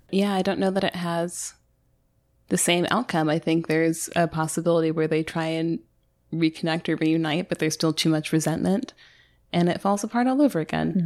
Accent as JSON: {"language": "English", "country": "United States", "said": "We're American"}